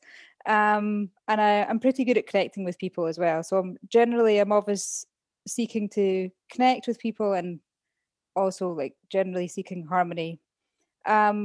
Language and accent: English; Scotland, United Kingdom; moved away as an adult; also born or lived in Middle East / China / Lake Constance, Germany; now in Germany; I grew up in Scotland. That's why I've got this funny accent.